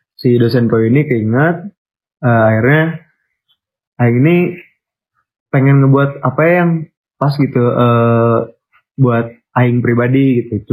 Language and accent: Indonesian; Bandung, West Java, Indonesia; kita dari Bandung